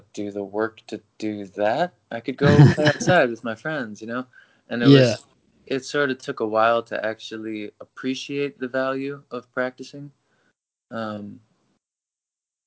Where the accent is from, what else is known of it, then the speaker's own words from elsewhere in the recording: Toledo, Ohio, United States; now in Nashville, United States; I was born in Toledo